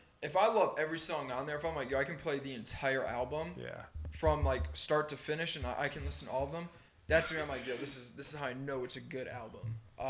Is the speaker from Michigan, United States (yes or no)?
yes; Detroit, Michigan, United States; Growing up in the North, growing up in Detroit